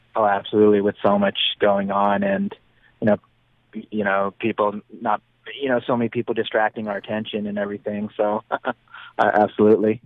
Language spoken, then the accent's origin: English; Reno, Nevada, United States; my hometown of Reno, Nevada, since I'm so close